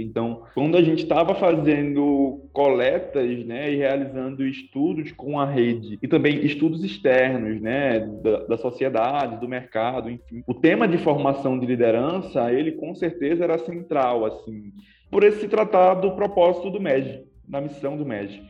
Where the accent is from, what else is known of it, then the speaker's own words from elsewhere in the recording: Recife, Pernambuco, Brazil; Eu venho de Recife, eu curso economia lá na Universidade Federal de Pernambuco